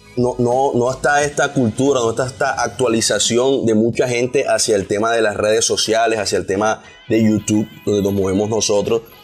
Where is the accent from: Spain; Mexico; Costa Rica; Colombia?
Colombia; Barranquilla, Atlántico; accent: costeño, barranquillero; Yo normalmente modulo un poquito mi acento costeño, barranquillero en mis videos.